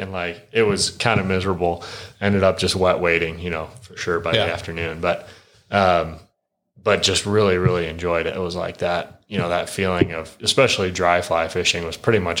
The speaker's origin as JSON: {"language": "English", "region": "Michigan", "country": "United States", "tie": "born or raised there", "moved": "yes", "lives_now": "Idaho, United States", "said": "I grew up in Michigan, right?"}